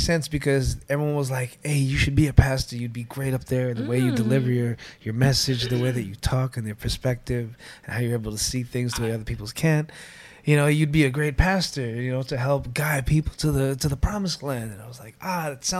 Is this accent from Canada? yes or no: yes; Toronto, Ontario, Canada; when I was growing up in Scarborough, I was half foot in church, half foot in the streets